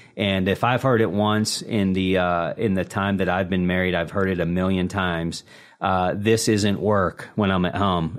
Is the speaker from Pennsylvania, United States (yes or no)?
yes; Pittsburgh, Pennsylvania, United States; born and raised in the Steel City